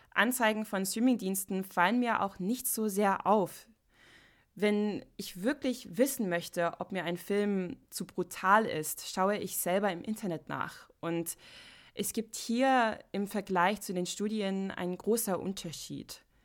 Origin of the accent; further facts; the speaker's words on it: United States; German is a second language; moved away; ich komme aus Amerika